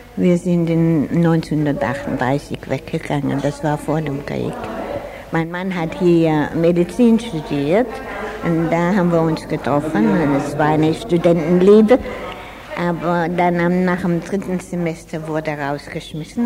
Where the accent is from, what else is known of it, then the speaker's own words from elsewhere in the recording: Freiburg, Baden-Württemberg, Germany; moved away as an adult; now in Australia; Ich bin in Freiburg geboren und habe 25 Jahre hier gelebt.